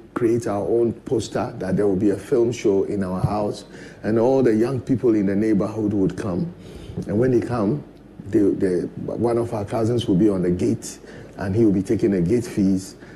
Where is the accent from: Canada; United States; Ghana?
Ghana; Keta, Volta; I was born in Kitale, and incidentally, our house was next to a cinema house called Croydon